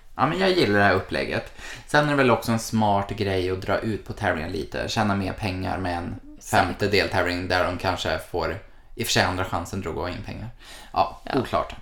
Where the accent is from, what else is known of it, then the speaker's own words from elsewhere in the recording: Malmö, Skåne, Sweden; Jag har ju varit hemma i Malmö hela januari